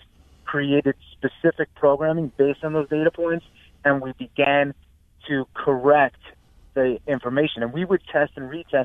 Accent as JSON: {"language": "English", "region": "New York", "country": "United States", "moved": "as an adult", "lives_now": "Stamford, United States", "said": "us New York guys"}